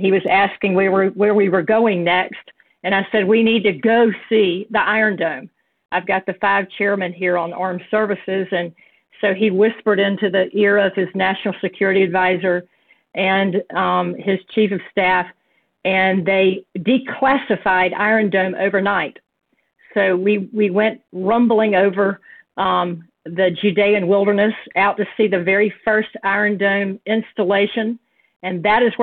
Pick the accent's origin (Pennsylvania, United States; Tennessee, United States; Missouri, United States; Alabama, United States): Alabama, United States; Birmingham; I'm from Birmingham. So we're very proud out of our state